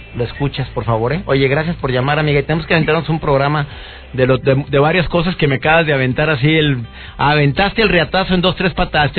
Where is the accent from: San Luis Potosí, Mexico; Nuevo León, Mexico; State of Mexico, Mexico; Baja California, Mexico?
Nuevo León, Mexico; Monterrey